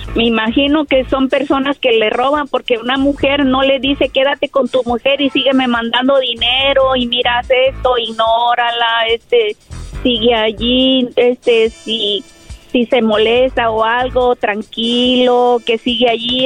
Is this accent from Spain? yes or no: no; Mexico; soy mexicana